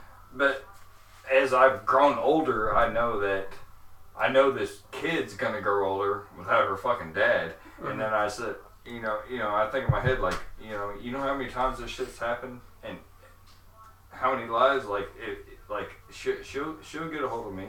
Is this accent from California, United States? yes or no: no; St. Louis, Missouri, United States; also born or lived in Kentucky